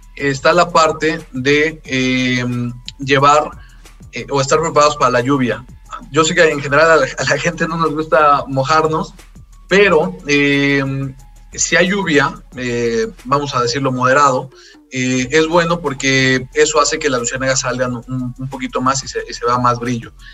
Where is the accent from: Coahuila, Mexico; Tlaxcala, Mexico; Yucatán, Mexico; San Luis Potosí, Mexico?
Tlaxcala, Mexico; nosotros que somos de acá de Tlaxcala